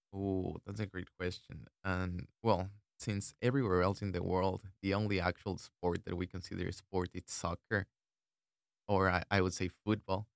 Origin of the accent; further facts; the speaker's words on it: Ecuador; English is a second language; moved away as an adult; I was born and raised in Ecuador, that means that I'm an international student